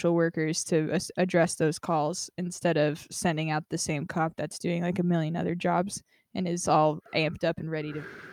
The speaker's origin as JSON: {"language": "English", "town": "Las Vegas", "region": "Nevada", "country": "United States", "tie": "born or raised there", "moved": "yes", "lives_now": "California, United States", "said": "I grew up in Vegas"}